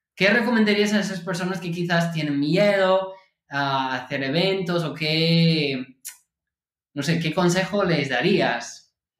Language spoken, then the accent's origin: Spanish; California, United States; yo nací en California